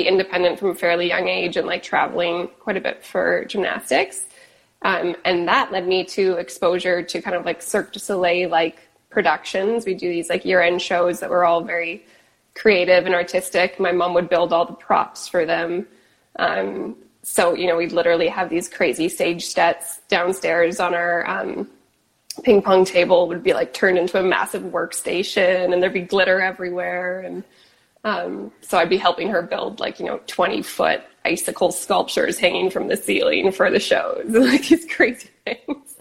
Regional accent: Kelowna, British Columbia, Canada; moved away as an adult; now in Los Angeles, United States; I grew up in Kelowna, BC, which is in Canada

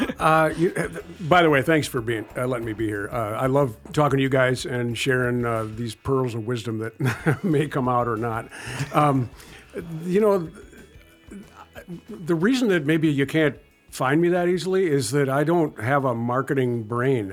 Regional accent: Ann Arbor, Michigan, United States; I grew up in Ann Arbor

